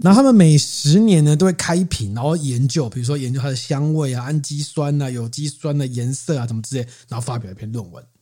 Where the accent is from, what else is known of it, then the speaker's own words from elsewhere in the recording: Keelung, Taiwan; 因为我是基隆人